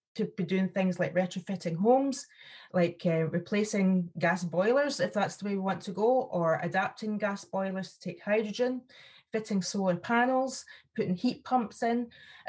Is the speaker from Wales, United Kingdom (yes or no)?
no; Aberdeenshire, Scotland, United Kingdom; I'm from Aberdeenshire